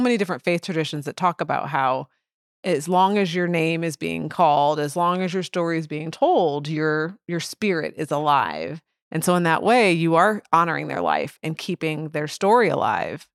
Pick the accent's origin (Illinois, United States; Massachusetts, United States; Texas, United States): Illinois, United States; Edwardsville; now in St. Louis, United States; I grew up in Edwardsville